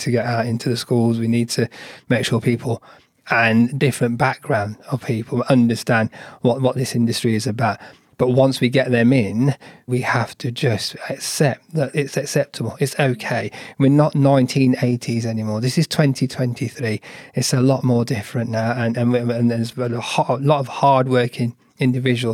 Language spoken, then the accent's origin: English; United Kingdom; I'm British Asian